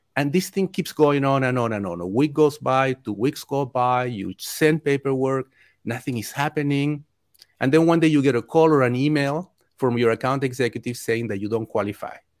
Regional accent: Chile; also born or lived in Mexico; now in United States; I grew up in Chile, I had my local lender

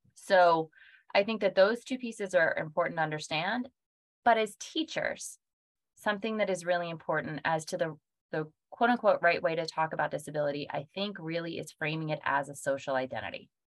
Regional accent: Pennsylvania, United States; Pennsylvania, which is my home state

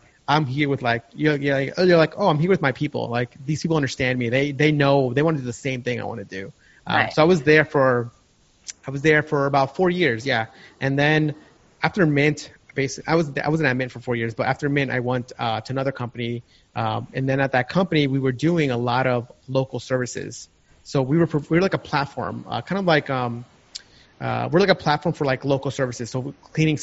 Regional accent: New York, United States; also born or lived in California; I grew up in New York.

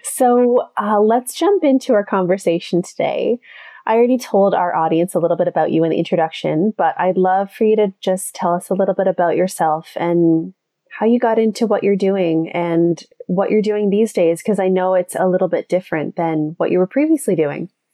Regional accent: Canada; growing up in Canada

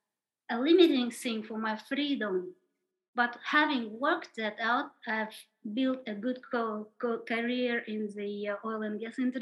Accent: Kazakhstan; moved away; also born or lived in India; I was born in Kazakhstan at the end of the Soviet Union

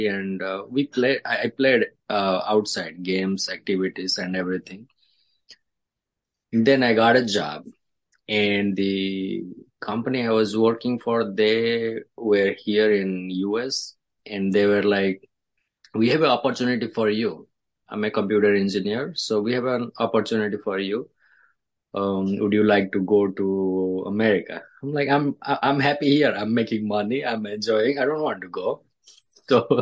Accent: India; English is a second language; moved away as an adult; also born or lived in Dallas / Chicago; now in New York, United States; I was born in India, I grew up in India.

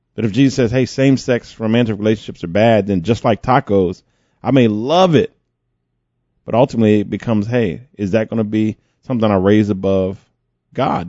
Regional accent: United States; I'm an American.

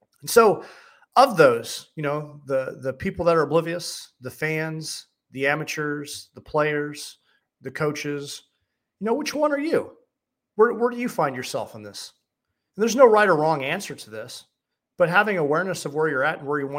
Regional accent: St. Louis, Missouri, United States; I'm from St. Louis

